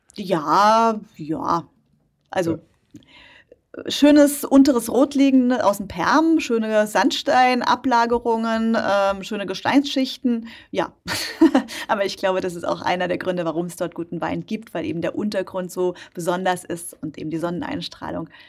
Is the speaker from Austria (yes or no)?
no; Rhineland-Palatinate, Germany; in der Nähe von meinem Heimatort stattfand, in der Pfalz bin ich geboren